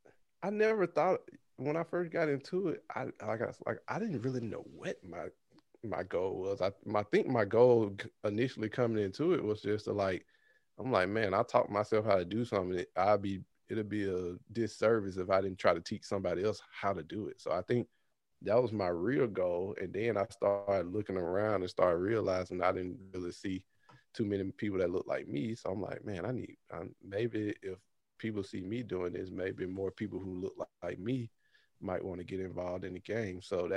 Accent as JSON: {"language": "English", "town": "Birmingham", "region": "Alabama", "country": "United States", "tie": "born or raised there", "lives_now": "California, United States", "said": "I'm in California, but I'm originally from Birmingham, Alabama."}